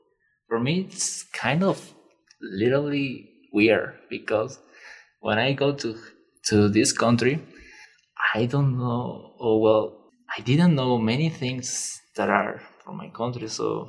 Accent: Peru; now in Loveland, United States; I'm from Peru. I'm part of the Latino community.

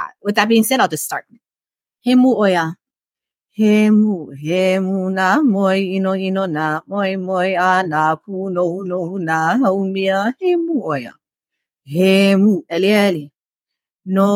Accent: Hawaii, United States; we were Chinese Hawaiian people

